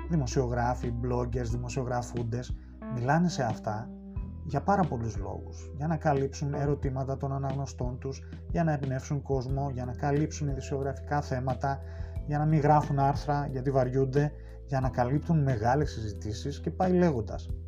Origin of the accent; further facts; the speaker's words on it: Thessaloniki, Central Macedonia, Greece; born there; Γεννήθηκα στη Θεσσαλονίκη και από μικρό γύρισα κάθε άκρη τη ελλάδα ακολουθώντα τον πατέρα μου σε πολλέ από τι μεταθέσεις του ως αξιωματικός του ελληνικού στρατού.